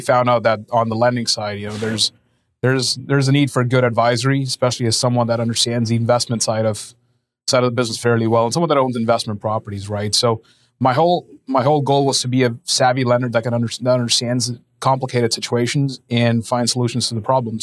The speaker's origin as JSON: {"language": "English", "country": "India", "tie": "born or raised there", "also_born_or_lived": "Lincoln, Nebraska", "moved": "as an adult", "said": "I'm originally from India. I was born and raised out there."}